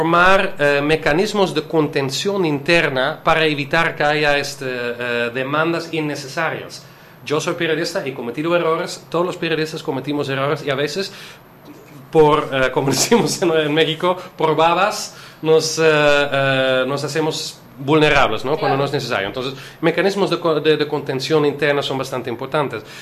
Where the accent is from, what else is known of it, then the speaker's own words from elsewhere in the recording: Netherlands; soy holandés. Holandés. Sí, holandés.